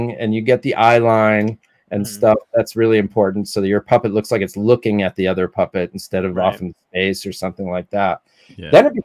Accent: Ohio, United States; moved away as an adult; now in Los Angeles, United States; I came from Ohio, very quiet Amish sort of family, not Amish, very quiet sort of upbringing

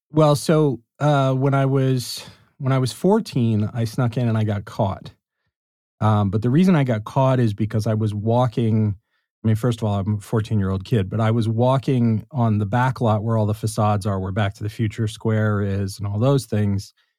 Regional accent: Los Angeles, California, United States; I grew up in Los Angeles

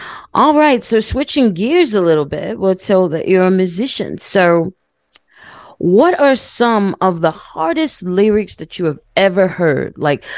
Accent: New York City, New York, United States; I'm personally from Brooklyn, so, having to live out there is rough living.

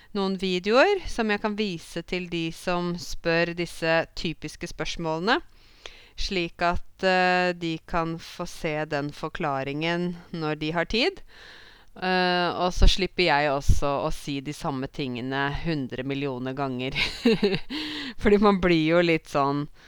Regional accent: Norway; for meg som nordmann

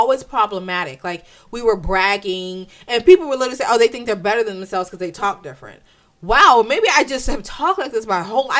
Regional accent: Italy; The only experiences that me and my sisters knew, which was growing up in Italy and doing different things, was a problem for a lot of black people here.

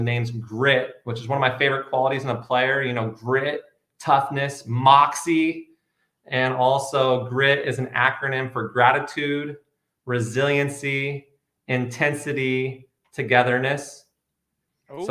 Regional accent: Grants Pass, Oregon, United States; also born or lived in Portland, Oregon; I grew up in Southern Oregon. I went to Grants Pass High School

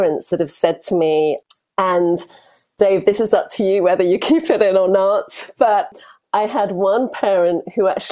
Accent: United Kingdom; accent: British; also born or lived in Europe; now in United States; probably you can tell by my accent. I'm also British, but I'm based here in America

